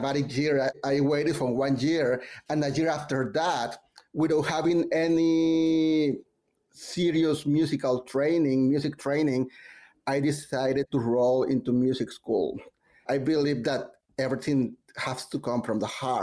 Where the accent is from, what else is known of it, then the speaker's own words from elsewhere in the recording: Mexico; now in New York, United States; I'm from Mexico